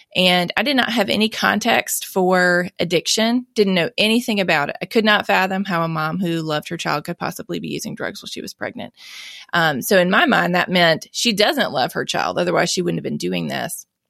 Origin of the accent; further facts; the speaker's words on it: Mississippi, United States; I was born and raised here in Mississippi